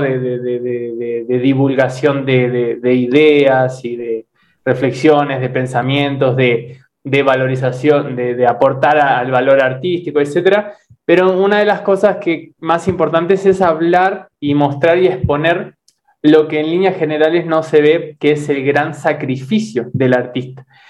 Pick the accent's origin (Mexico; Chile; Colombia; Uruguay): Uruguay; also born or lived in Misiones, Argentina / Buenos Aires, Argentina; now in Brazil; yo soy uruguayo, ¿no? Pero primero viví en misiones